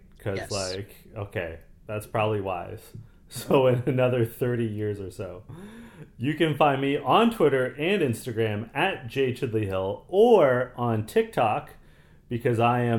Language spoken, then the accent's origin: English; Canada; a song which always gets me hype because I am Canadian and we love hockey, and they always play … at hockey games.